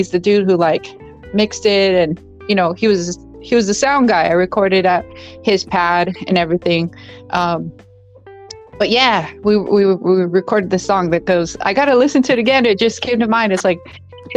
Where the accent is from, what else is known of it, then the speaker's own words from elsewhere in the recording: Bell Gardens, California, United States; first language English; also born or lived in Whittier, California; I was born in Bell Gardens, BG, Bell Gardens, California, on Astoria Street